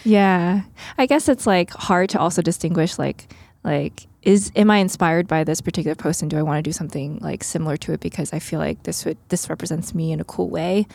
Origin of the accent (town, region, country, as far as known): Long Island, New York, United States; born or raised there; also born or lived in Queens, New York / Philadelphia